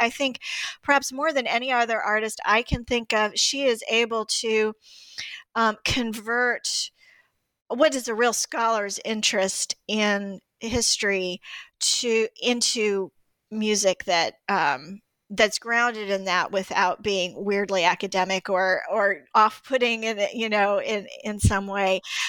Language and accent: English; Greensboro, North Carolina, United States; She grew up in Greensboro, where I grew up in Greensboro, North Carolina, too.